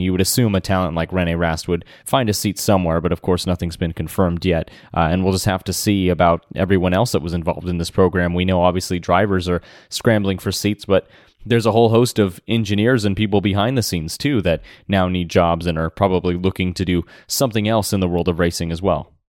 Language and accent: English; United States; as an American